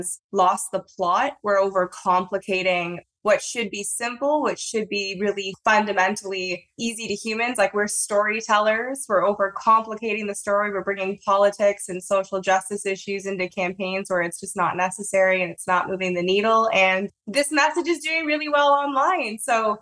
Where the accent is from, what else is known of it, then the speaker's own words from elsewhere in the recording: Toronto, Ontario, Canada; I don't have an accent, but I'm from Toronto, Canada